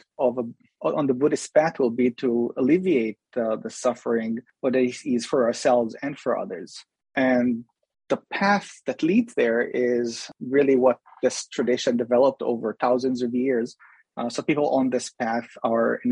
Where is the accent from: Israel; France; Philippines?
Israel; moved away; also born or lived in Jerusalem; I was born in Israel, and I spent most of my young adult life in Jerusalem